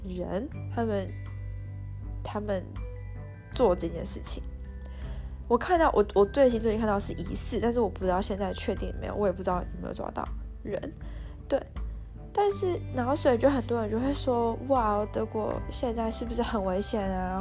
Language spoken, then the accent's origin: Chinese; Taiwan; moved away; 我是台湾人